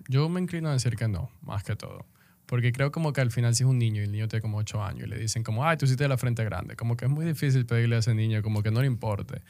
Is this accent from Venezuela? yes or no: yes; Venezuela; moved away as an adult; now in Dominican Republic; soy venezolano